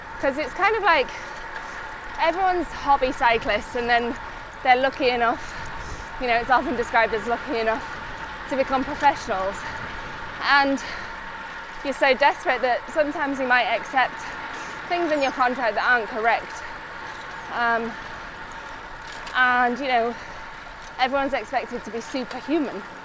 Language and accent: English; Otley, Yorkshire and the Humber, United Kingdom; moved away as an adult; now in Monaco; I grew up in Otley my whole life.